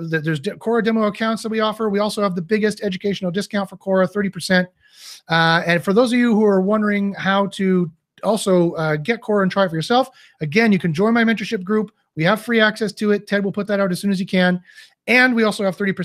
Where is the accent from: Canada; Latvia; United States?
Canada; I'm Canadian